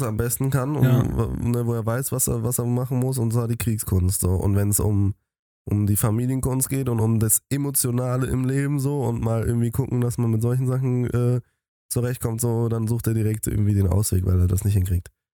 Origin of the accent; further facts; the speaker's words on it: Germany; als Deutsche